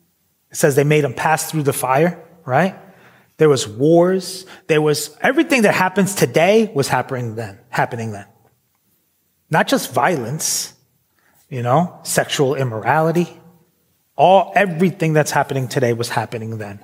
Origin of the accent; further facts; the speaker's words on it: New York City, New York, United States; moved away as an adult; also born or lived in Philadelphia; now in United Kingdom; I grew up in New York City.